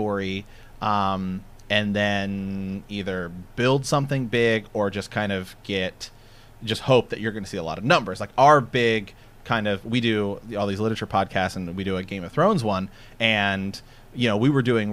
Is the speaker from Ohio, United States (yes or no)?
yes; Ohio, United States; We're from Ohio